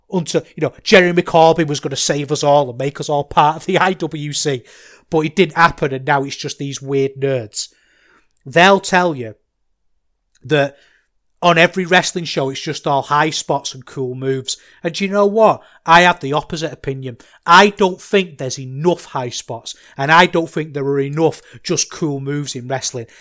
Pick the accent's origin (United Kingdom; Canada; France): United Kingdom; Manchester, North West England; now in Salford, United Kingdom; I grew up in Manchester. I grew up in North Manchester